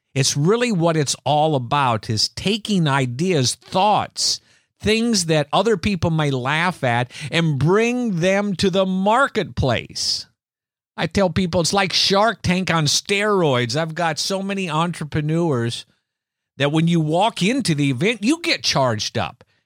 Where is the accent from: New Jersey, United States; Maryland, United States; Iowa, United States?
Iowa, United States; as children growing up in Iowa